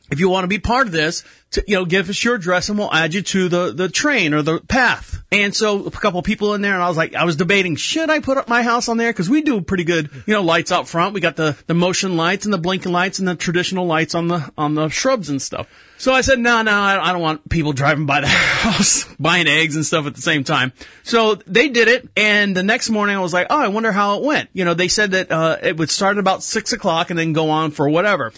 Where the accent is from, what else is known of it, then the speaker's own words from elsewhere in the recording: Orlando, Florida, United States; moved away; I was born and raised in Orlando